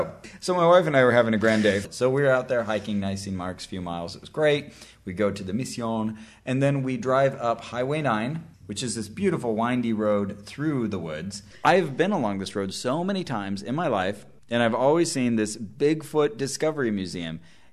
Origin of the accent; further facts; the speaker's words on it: Santa Cruz, California, United States; So I returned to my hometown of Santa Cruz, California.